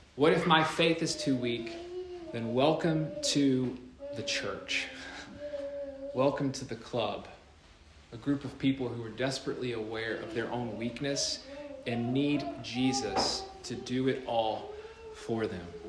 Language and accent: English; North Carolina, United States; my home state, North Carolina.